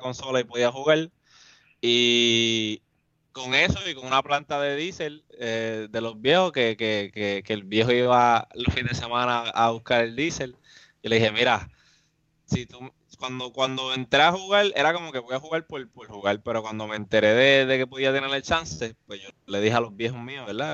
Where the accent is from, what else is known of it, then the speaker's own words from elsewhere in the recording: Mayagüez, Puerto Rico; yo vivo en Mayagüez, soy de Mayagüez, y, yo vivo en el campo